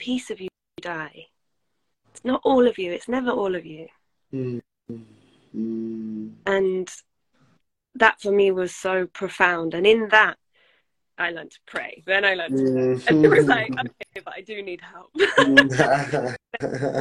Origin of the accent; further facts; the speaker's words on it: England, United Kingdom; I am from England